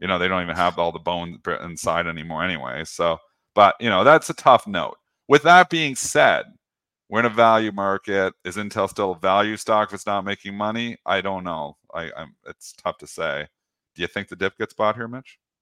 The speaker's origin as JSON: {"language": "English", "country": "Canada", "said": "I'm Canadian. I'm fully in Canada"}